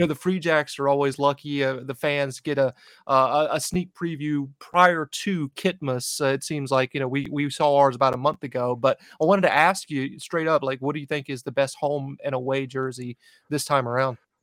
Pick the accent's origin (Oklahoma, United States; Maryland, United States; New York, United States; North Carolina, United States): North Carolina, United States; moved away as an adult; now in New England, United States; North Carolina, right near Charlotte, but right on the border